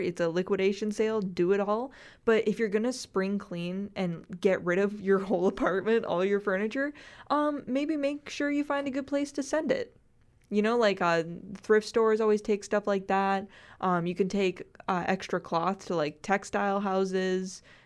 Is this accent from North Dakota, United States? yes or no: yes; North Dakota, United States; now in Illinois, United States; my home state of North Dakota